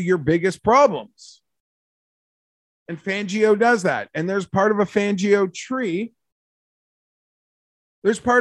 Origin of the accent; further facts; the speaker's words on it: Canada; I'm a Canadian who works in Celsius